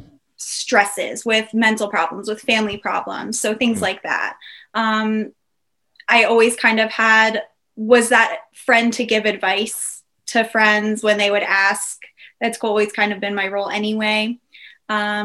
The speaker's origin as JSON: {"language": "English", "area": "Dutchess County", "region": "New York", "country": "United States", "tie": "born or raised there", "also_born_or_lived": "Westchester County, New York", "moved": "as an adult", "lives_now": "Delaware, United States", "said": "So I was born in New York, Westchester County, just a little bit north of New York City. And then when I was 8, I moved to Dutchess County, which is even a little bit more north"}